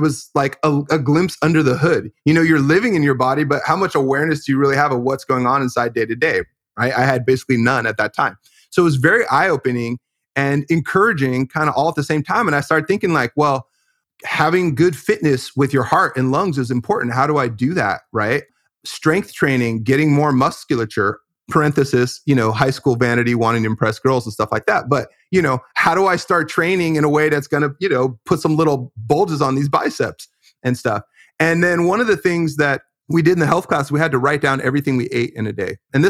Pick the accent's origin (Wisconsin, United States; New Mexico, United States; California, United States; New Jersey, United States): California, United States; I grew up in California in the Bay Area with a pretty strong naturalistic emphasis just in the way that I was raised.